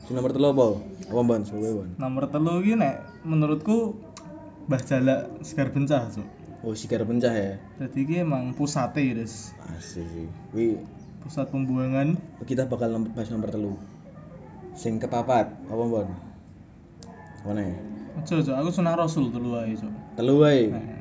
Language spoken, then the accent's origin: Indonesian; Semarang, Central Java, Indonesia; membahas tentang hal-hal mitos yang terjadi di Semarang karena kita orang Semarang kita akan membahas tentang Semarangan saja